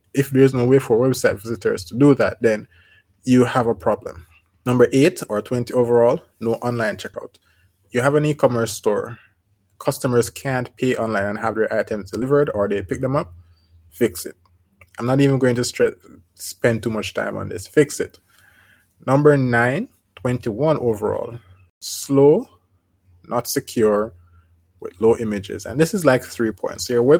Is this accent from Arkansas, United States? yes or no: no; Colorado, United States; Oh, this guy is also from Colorado. I am from Colorado. We're both Coloradans.